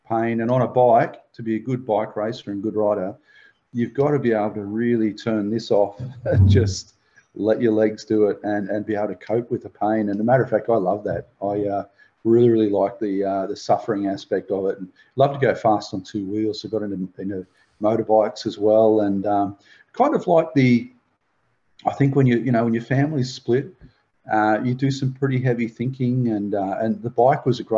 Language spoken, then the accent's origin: English; Belmont, Australia; also born or lived in South Australia; Mum, my sister and I moved from South Australia over to Belmont, and my mum had some major surgery that was going on, some brain surgery, and so we lived with my grandparents for about 3 years